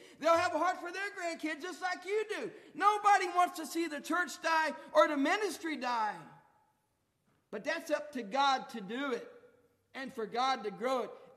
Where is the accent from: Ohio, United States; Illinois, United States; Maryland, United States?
Ohio, United States; Gratis; Gratis, my hometown